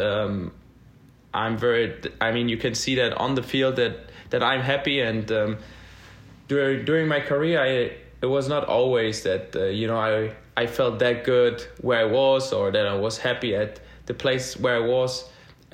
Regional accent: Berlin, Germany; moved away as an adult; now in Nashville, United States; born and raised in Berlin

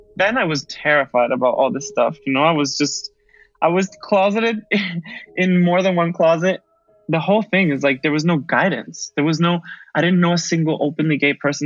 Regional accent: Caracas, Capital District, Venezuela; moved away as an adult; also born or lived in Darien, Connecticut, United States; now in Barcelona, Spain; I was born in the Parroquia La Vega, which my brother would tease me. I was born in Las Vegas. And I had a, an experience of Venezuela that was very early on, like before preschool, and then after second grade. That's when I returned

